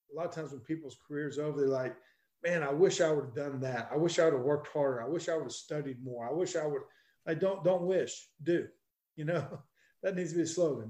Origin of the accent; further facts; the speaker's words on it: Black Mountain, North Carolina, United States; when I grew up in Black Mountain, North Carolina, at Owen High School.